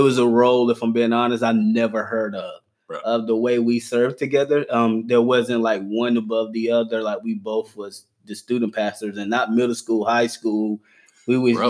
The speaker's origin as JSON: {"language": "English", "town": "Gaffney", "region": "South Carolina", "country": "United States", "tie": "born or raised there", "said": "I'm um, born and raised in Gaffney, South Carolina"}